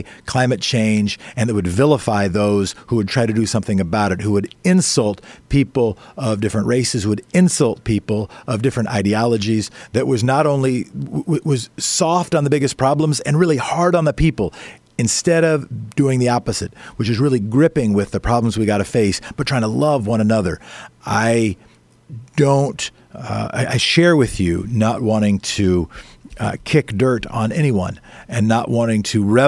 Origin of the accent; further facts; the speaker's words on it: Oregon, United States; in my home state, you know, Portland votes differently than other parts of the state.